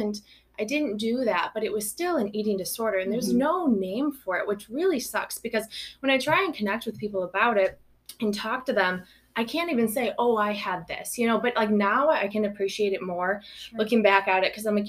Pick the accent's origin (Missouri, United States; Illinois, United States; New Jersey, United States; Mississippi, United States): Illinois, United States; Belleville; now in Monticello, United States; I grew up in Belleville, right outside of town, more in the country, but came to Belleville, went to school there all my life.